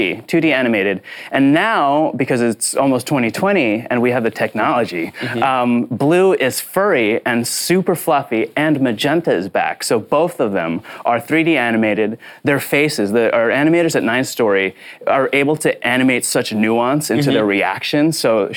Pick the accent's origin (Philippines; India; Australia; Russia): Philippines; And oh yeah, also I am Filipino.